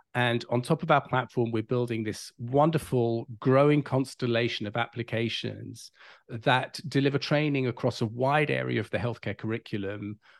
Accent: London, United Kingdom; moved away as an adult; now in California, United States; I'm not from this side of the pond. I grew up in London, England

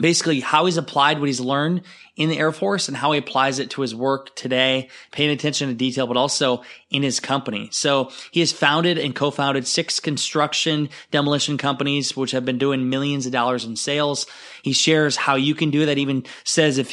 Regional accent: Iowa, United States; fellow Iowans

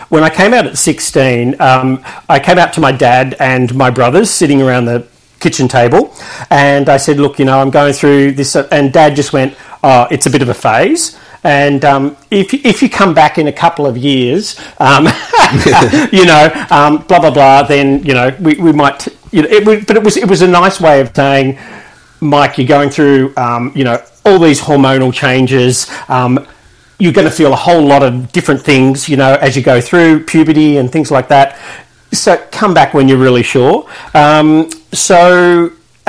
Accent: Sydney, New South Wales, Australia; moved away as an adult; also born or lived in Melbourne; now in Shepparton, Australia; originally I grew up in Sydney, southern Sydney, so the Sutherland Shire

